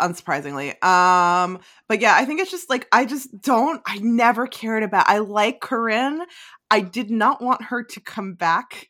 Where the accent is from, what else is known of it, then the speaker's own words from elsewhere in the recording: New Jersey, United States; I'm from North Jersey